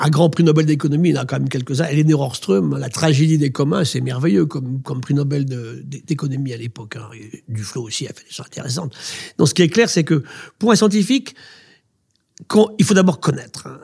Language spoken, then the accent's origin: French; France; chez nous, en France